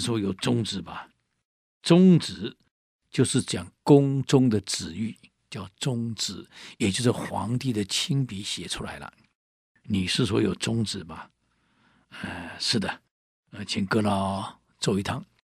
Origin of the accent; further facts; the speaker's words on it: Taiwan; 我们台湾人